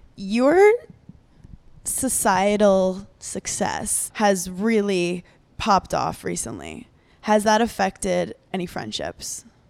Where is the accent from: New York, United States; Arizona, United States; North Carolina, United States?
New York, United States; New York City; I grew up in New York City, so I grew up in Brooklyn where you don't know your neighbors